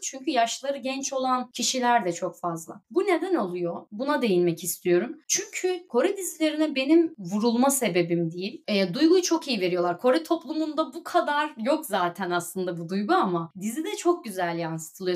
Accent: Black Sea Region, Turkey; accent: Black Sea (Karadeniz); moved away as an adult; now in South Korea; Karadenizli olduğum için bu arada, işte Karadeniz ağzıyla Korece'yi birleştirerek

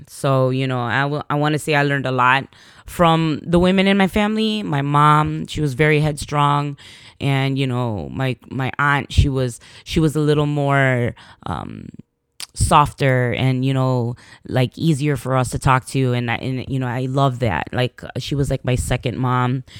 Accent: Chicago, Illinois, United States; I was born in Chicago

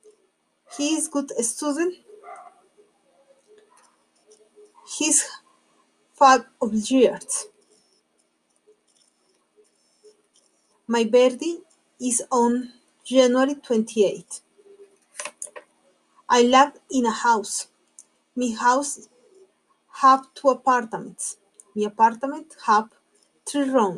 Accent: Colombia; English is a second language; I'm from Colombia

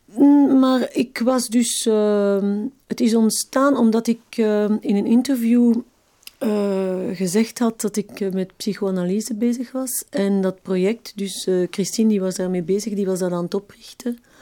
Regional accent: Evere, Brussels-Capital Region, Belgium; accent: Brussels dialect; also born or lived in Schaerbeek; Ik werd in Schaarbeek geboren, maar ik heb ehm, in Evere heel mijn jeugd gewoond.

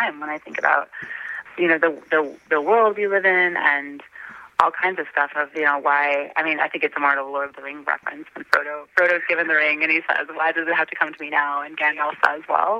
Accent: Elkhorn, Wisconsin, United States; moved away; I was born and I was raised in Wisconsin. In a little Elkhorn, Wisconsin, little town in the southeast corner

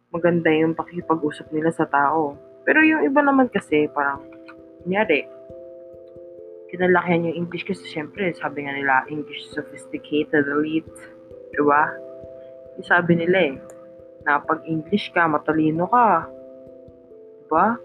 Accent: Philippines; kinalakihan ko kasi yung wikang Tagalog. Kaya, para sa akin, Pilipino ako, di ba? Kasi nakakaunawa ako at nakakapagsalita ako ng Tagalog.

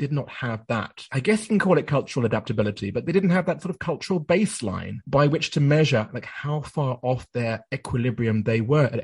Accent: United Kingdom; moved away as an adult; also born or lived in Japan; I did some work in my home country. That was the UK

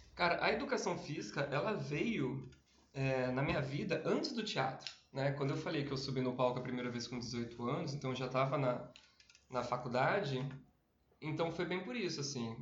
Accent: Campinas, São Paulo, Brazil; eu tenho 30 anos, eu sou de Campinas

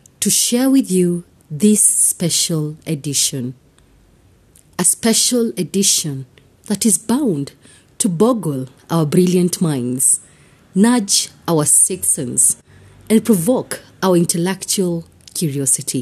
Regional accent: Kenya; I am uniquely Kenyan and relevantly African

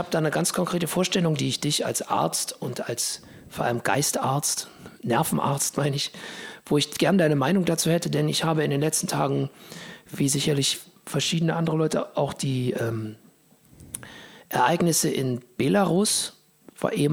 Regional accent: Thuringia, Germany; Ich bin ja aus Thüringen eigentlich.

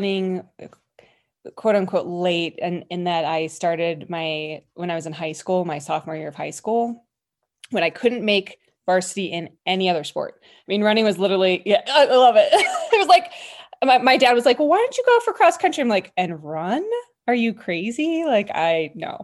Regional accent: Colorado, United States; I was born and raised in Colorado.

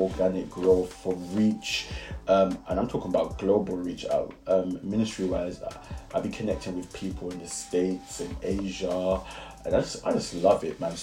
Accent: London, United Kingdom; accent: Brixton; sometimes when I speak, I'm just like, it's the Brixton in me.

